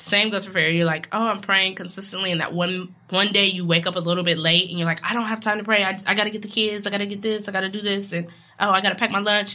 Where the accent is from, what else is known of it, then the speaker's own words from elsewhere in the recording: West Coast, United States; moved away; I'm from the West Coast